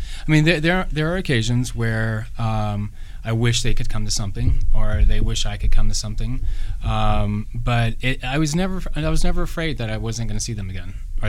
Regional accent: Louisiana, United States; now in Los Angeles, United States; Tommy and I are both from the South. He's from Texas. I'm from Louisiana.

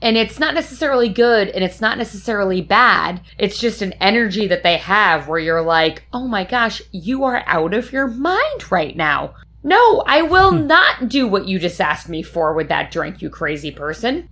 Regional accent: Northeast, United States; moved away; coming from the Northeast

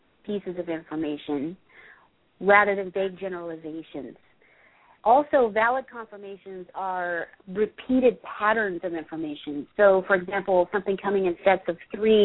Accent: England, United Kingdom; moved away; I grew up in England

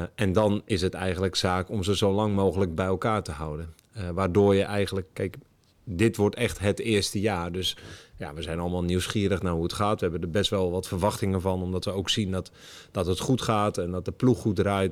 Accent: Alkmaar, North Holland, Netherlands; now in Het Gooi, Netherlands; ik woon in het Gooi, maar ik kom er niet vandaan. Ik kom uit Noord-Holland

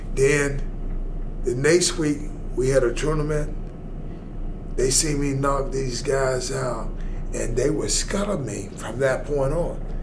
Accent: Atlanta, Georgia, United States; I'm from Atlanta, Georgia

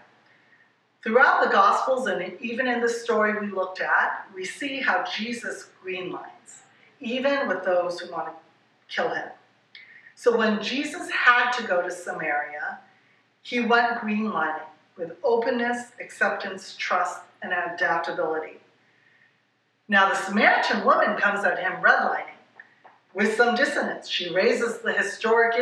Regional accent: Hawaii, United States; I'm from Hawaii

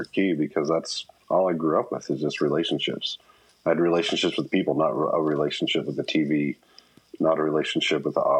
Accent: Papua New Guinea; However, growing up in Papua New Guinea was phenomenal.

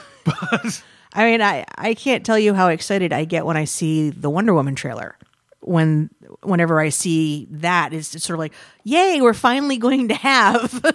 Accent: United States; we're filthy Americans

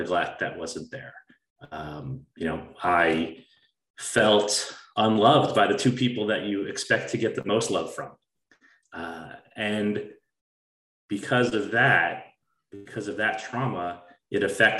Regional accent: New Jersey, United States; I grew up in New Jersey, a suburb of New York City, to a very solid family

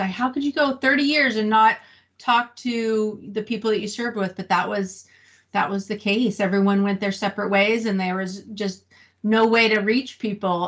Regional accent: Santa Rosa, California, United States; moved away as an adult; also born or lived in Camp Pendleton; now in Fallbrook, United States; I was born and raised in Northern California in Sonoma County in a, a, town called Santa Rosa

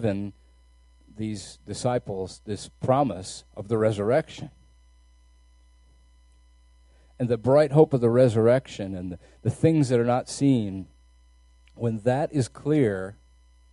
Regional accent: United States; our American freedom

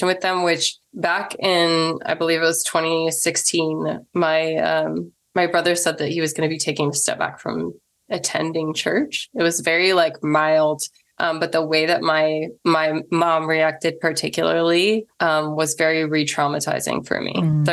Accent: Missouri, United States; also born or lived in Illinois; I grew up in Missouri and Illinois, just across the river from Illinois.

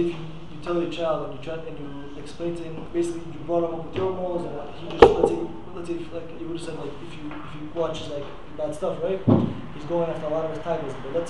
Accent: New York City, New York, United States; I don't know, from Queens.

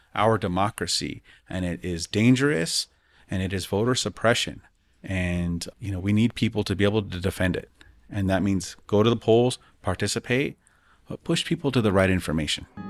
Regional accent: Denver, Colorado, United States; growing up in the West Side

